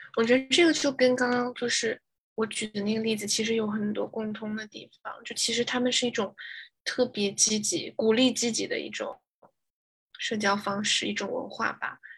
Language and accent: Chinese; China; moved away as an adult; now in United States; 我是来自中国的